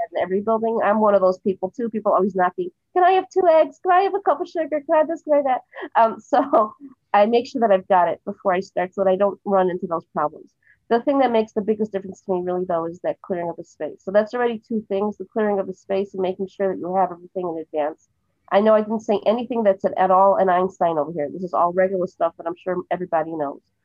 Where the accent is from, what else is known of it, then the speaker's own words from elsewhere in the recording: Cleveland, Ohio, United States; now in Jerusalem, Israel; I'm originally from Cleveland, Ohio, and I live in Jerusalem now.